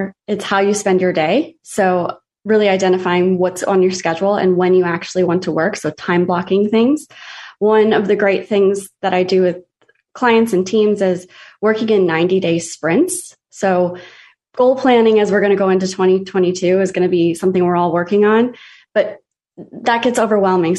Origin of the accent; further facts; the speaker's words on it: Midwest, United States; moved away as an adult; now in Destin, United States; I grew up in the Midwest, married military, which brought me down to Destin, Florida